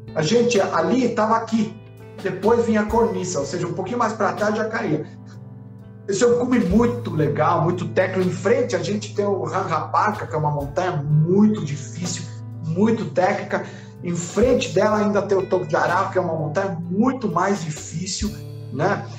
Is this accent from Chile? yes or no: yes; Chile; eu que sou chileno